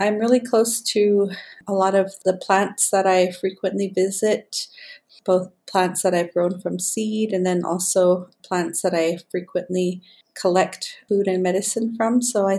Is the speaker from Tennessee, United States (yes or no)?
no; Hopi Reservation, northern Arizona, United States; I was born and raised on the Hopi Reservation here in northern Arizona. And I am an Indigenous woman, and I have lived here my whole life with my immediate and extended family and clan.